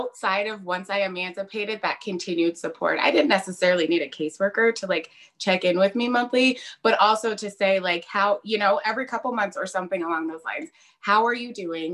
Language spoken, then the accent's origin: English; Colorado, United States; I was born and raised in Colorado